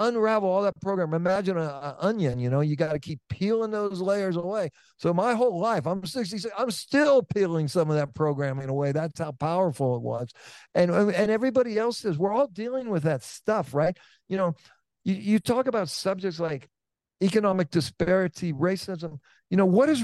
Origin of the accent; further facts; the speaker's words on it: Oakland, California, United States; I'm from Oakland, California